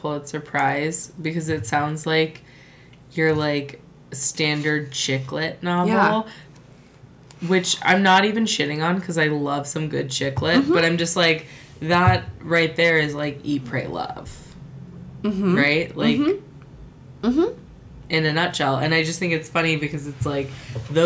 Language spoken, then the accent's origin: English; United States; I was that idiot American